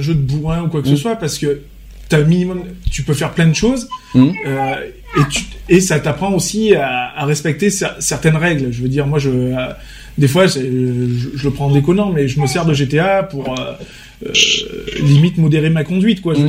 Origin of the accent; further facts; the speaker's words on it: Vaucluse, Provence-Alpes-Côte d'Azur, France; on est majoritairement tous des Vauclusiens